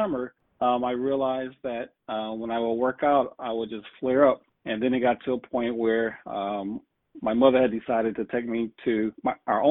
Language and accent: English; Toledo, Ohio, United States; And I'm from Toledo